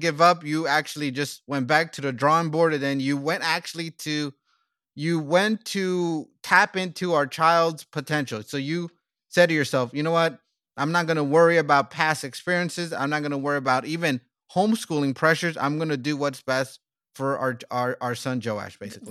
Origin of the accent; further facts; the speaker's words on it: United States; also born or lived in South Korea / South Africa; we came to my home country, United States